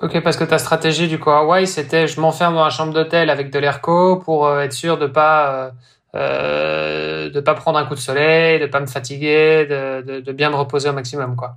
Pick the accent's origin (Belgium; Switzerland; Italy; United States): Belgium; now in Brittany, France; je suis belge